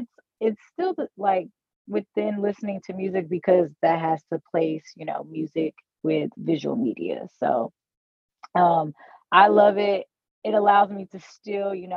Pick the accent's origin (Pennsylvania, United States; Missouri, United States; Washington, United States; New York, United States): Missouri, United States; St. Louis; I'm from St. Louis as well